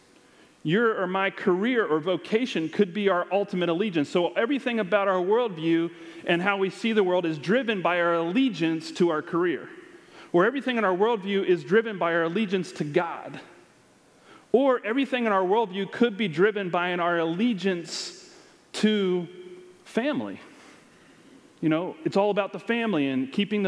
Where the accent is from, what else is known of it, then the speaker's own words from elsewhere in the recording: United States; we are more American than Christian